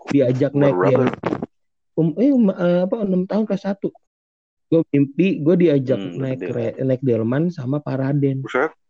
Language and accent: Indonesian; Jakarta, Indonesia; now in Depok, Indonesia; Jadi gue dulu sebenarnya uh, hmm. kan gue dari Senopati kan.